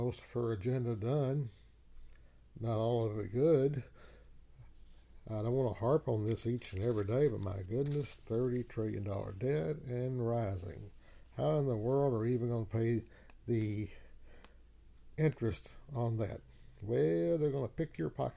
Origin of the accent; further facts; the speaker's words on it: United States; I was born in the United States of America